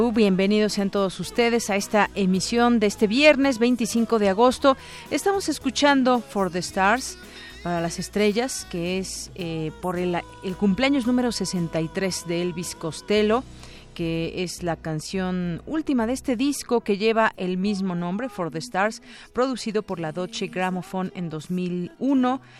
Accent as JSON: {"language": "Spanish", "country": "Mexico"}